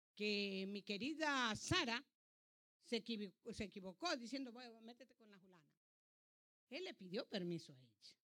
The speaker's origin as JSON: {"language": "Spanish", "town": "Ancón", "region": "Santa Elena", "country": "Ecuador", "tie": "born or raised there", "moved": "yes", "lives_now": "United States", "said": "yo nací en el Ecuador, dice la partida de nacimiento mía. Que yo nací en el Ecuador. Y es más, nací en un pueblo chiquito llamado Ancón"}